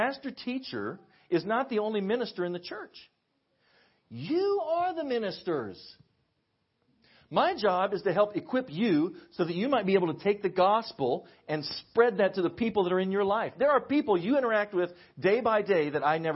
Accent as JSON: {"language": "English", "region": "Western Kansas", "country": "United States", "said": "I'm from Western Kansas. We have tumbleweeds in Western Kansas"}